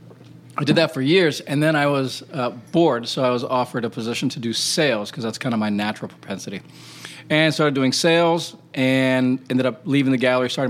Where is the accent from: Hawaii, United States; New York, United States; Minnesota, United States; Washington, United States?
Hawaii, United States; moved away; also born or lived in India / Wisconsin; And then I loved Arizona because I was from Hawaii, and I'd just come from living in India and Wisconsin.